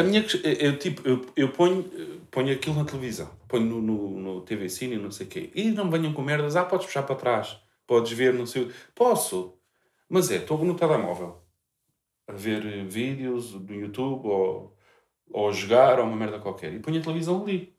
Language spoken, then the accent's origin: Portuguese; Portugal; que sou português